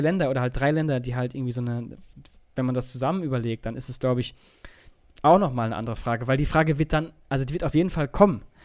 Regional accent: Germany; da, wo ich herkomme, oben in Richtung Holland

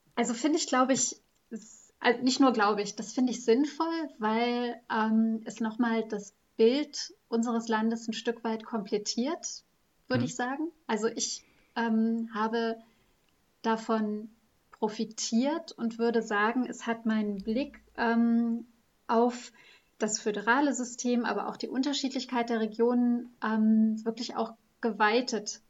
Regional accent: West Germany, Germany; moved away as an adult; als Westdeutsche

